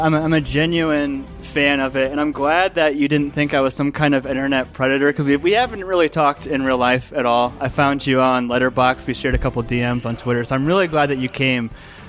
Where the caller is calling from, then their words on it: Louisville, Colorado, United States; I'm recording from Louisville, Colorado